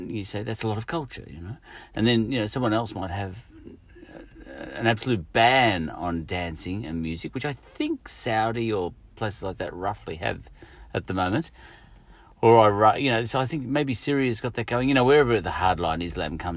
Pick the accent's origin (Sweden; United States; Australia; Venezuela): Australia; I'm an Australian